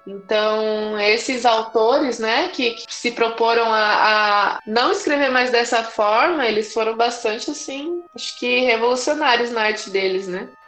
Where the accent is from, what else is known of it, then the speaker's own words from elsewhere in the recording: São Paulo, Brazil; eu sou de São Paulo, estudante de letras